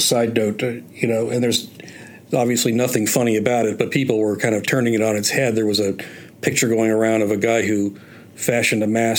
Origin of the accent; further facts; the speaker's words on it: Eastern Ohio, United States; I grew up in Eastern Ohio, south of Pittsburgh, really, and it's all steel mills along the Ohio River, and steel mills, power plants, coal mining, and things like that.